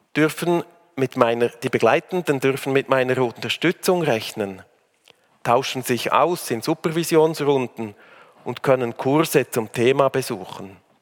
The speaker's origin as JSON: {"language": "German", "country": "Switzerland", "tie": "born or raised there", "also_born_or_lived": "Africa / Bern / Aargau / Zurich", "moved": "yes", "lives_now": "Uster, Switzerland", "said": "In Afrika geboren, im Rheintal aufgewachsen"}